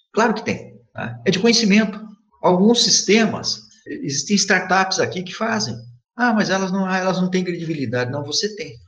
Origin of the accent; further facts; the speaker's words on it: Mococa, São Paulo, Brazil; moved away as an adult; also born or lived in Belo Horizonte; now in Itajubá, Brazil; eu sou um cidadão de, do interior do estado de São Paulo, que eu sou de Mococa